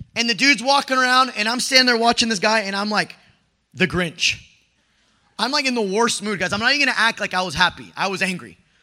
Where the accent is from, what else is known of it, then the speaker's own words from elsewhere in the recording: Mexico; I'm Mexican. I come from Latino family